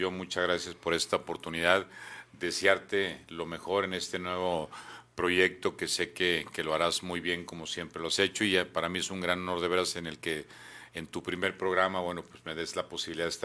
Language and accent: Spanish; Durango, Mexico; Soy duranguense de cepa, de nacimiento y tal vez hasta el final de mis días espero poderlos pasar aquí en, en mi tierra, en la que aquí nací, aquí viví, aquí estudié.